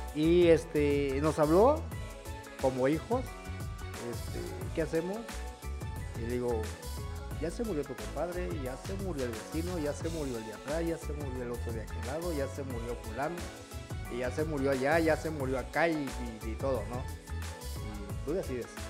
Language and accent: Spanish; Chiapa de Corzo, Chiapas, Mexico